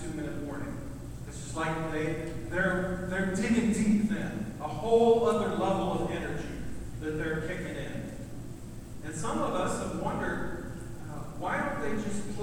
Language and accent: English; United States; we're American